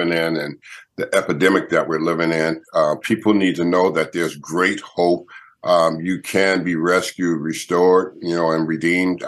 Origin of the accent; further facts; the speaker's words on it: Los Angeles, California, United States; I grew up in Southern California, Los Angeles, California. So I'm a California guy